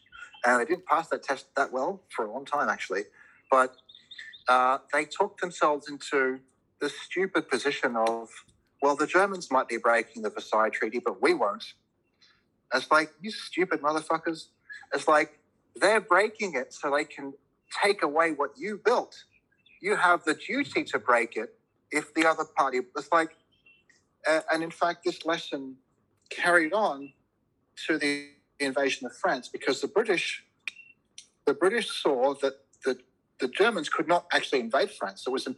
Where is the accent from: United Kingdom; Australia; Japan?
Australia; And I have to say, I am an Australian. This is my country. I don't believe in multiple citizenships.